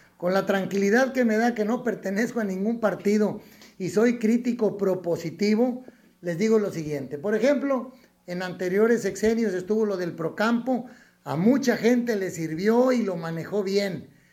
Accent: Mexico; dividirnos como mexicanos

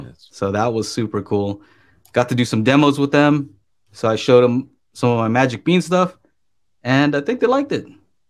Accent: Burbank, California, United States; I grew up kind of in the Burbank area, right? Where you see like movie stars here and there.

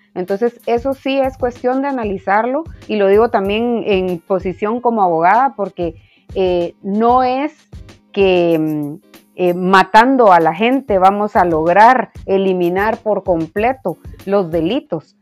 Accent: Guatemala; como sociedad guatemalteca

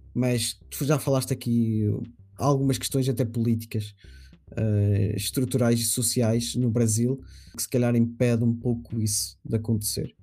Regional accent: Portugal; eu sou português

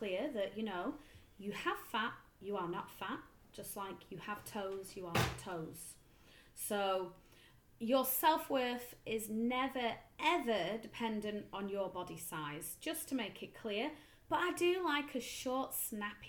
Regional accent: Darwen, North West England, United Kingdom; I grew up in Darwin.

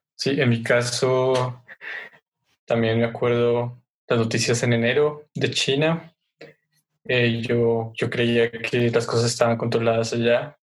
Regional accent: Sogamoso, Boyacá, Colombia; Sogamoso, que es de donde soy

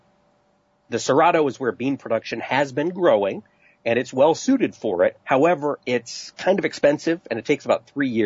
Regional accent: East Peru, Iowa, United States; East Piru, Iowa, my hometown

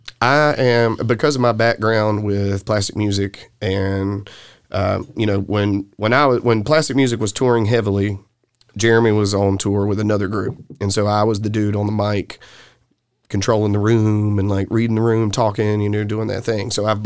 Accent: the South, United States; accent: Southern; And so people would kind of laugh at my southern accent.

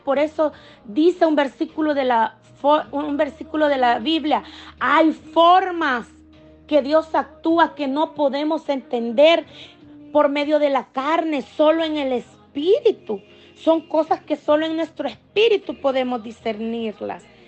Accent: El Salvador; now in Maryland, United States; pude regresar a visitar a mi gente en mi país, El Salvador, como les decía, yo soy salvadoreña

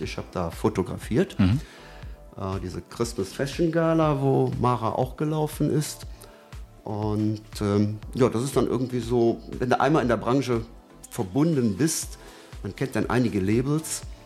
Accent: Brühl, North Rhine-Westphalia, Germany; moved away as an adult; also born or lived in Hürth / Lechenich; now in Cologne, Germany; ich bin waschechter Brühler, habe in Brühl natürlich dann auch schon viel fotografiert

